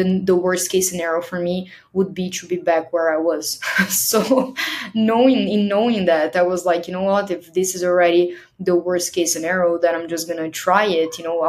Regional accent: Brazil; moved away; I left Brazil I left here, my home country, with a one-way plane ticket.

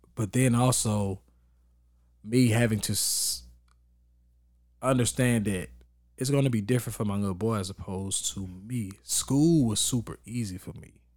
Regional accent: Texas, United States; moved away; I grew up in Texas

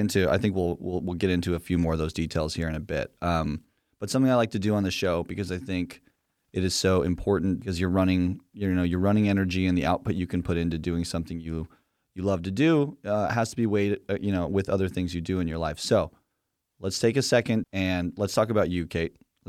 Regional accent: Salt Lake City, Utah, United States; moved away as an adult; also born or lived in Los Angeles; born and raised in Salt Lake City as well, and moved to LA when I was 18

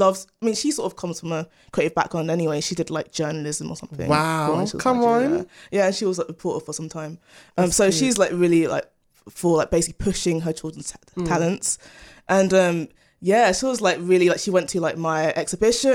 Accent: London, United Kingdom; I'm originally from Greenwich.

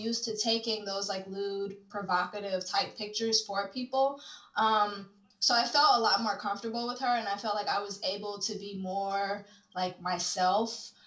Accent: Chicago, Illinois, United States; moved away as an adult; I'm from Chicago, but I moved here from Chicago maybe like a year and a half ago

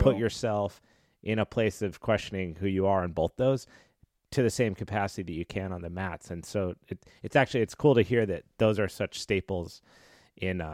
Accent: Colorado, United States; moved away as an adult; also born or lived in Los Angeles, United States; now in San Diego, United States; I grew up in Colorado and moved

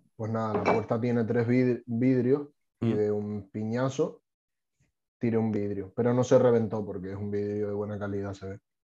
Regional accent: Tenerife, Canary Islands, Spain; mi pueblo, una fiesta de de Tenerife

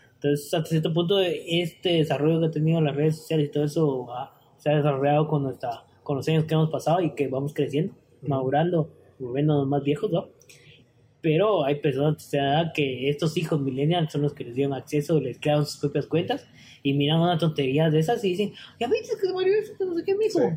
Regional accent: Guatemala; como guatemaltecos

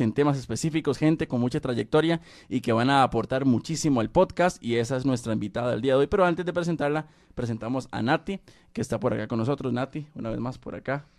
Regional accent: Costa Rica; acá en mi país, Costa Rica

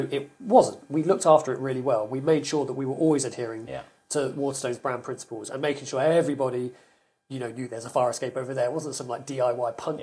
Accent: the South West, South West England, United Kingdom; moved away as an adult; also born or lived in London; now in Somerset, United Kingdom; I'm from the Southwest

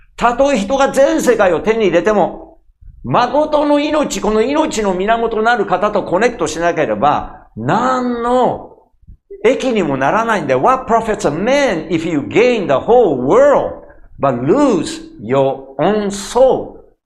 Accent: Osaka, Japan; moved away as an adult; 俺が西成で育った

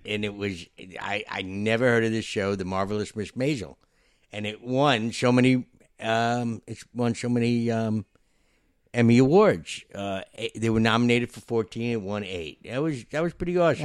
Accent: New York, United States; I'm a New Yorker

